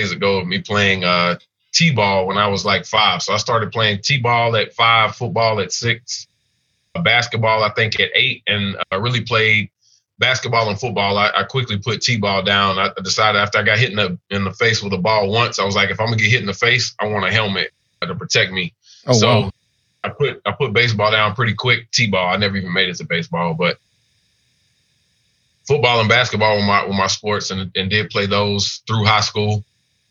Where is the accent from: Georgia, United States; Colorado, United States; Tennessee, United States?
Tennessee, United States; Nashville; moved away as an adult; also born or lived in Atlanta; growing up in Nashville